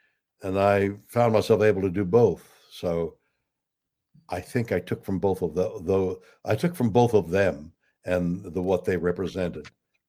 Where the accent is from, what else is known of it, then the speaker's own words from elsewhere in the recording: Canada; I'm a Canadian, and it always struck me that I was halfway between England and America.